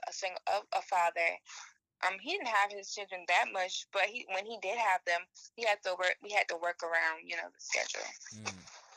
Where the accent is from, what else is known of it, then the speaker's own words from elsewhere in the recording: Detroit, Michigan, United States; also born or lived in 843 area code (South Carolina); now in South Carolina, United States; I'm from Detroit, Michigan